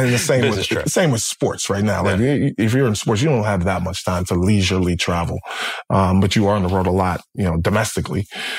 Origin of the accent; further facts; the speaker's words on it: Brooklyn, New York, United States; It doesn't matter where I'm at. I'm from Brooklyn.